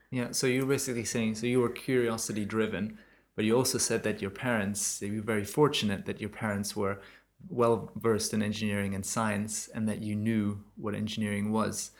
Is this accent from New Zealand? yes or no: no; Germany; moved away; my home country in germany